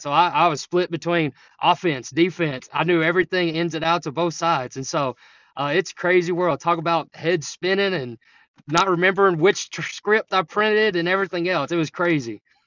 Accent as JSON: {"language": "English", "town": "Jefferson", "region": "Texas", "country": "United States", "lives_now": "Sulphur Springs, United States", "said": "I'm from Jefferson, so I'm back Piney Woods, right on the border of Oklahoma, or, uh, Louisiana and Texas"}